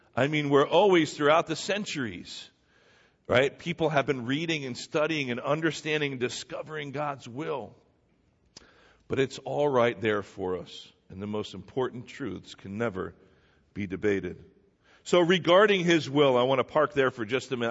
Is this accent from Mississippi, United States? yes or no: no; New Jersey, United States; I was born here in New Jersey